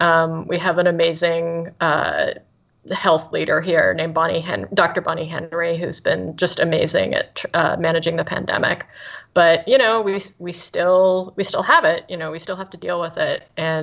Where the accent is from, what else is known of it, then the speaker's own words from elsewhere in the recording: right outside of Toronto, Ontario, Canada; now in Vancouver, Canada; I grew up right outside of Toronto, and there it gets really muggy.